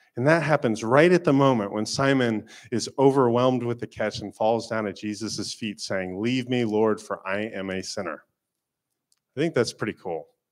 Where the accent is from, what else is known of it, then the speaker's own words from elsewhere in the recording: Florida, United States; moved away; I am from Florida